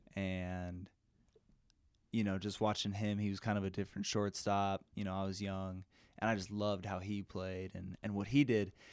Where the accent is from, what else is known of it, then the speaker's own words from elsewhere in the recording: Denver, Colorado, United States; also born or lived in California; from Denver, Colorado.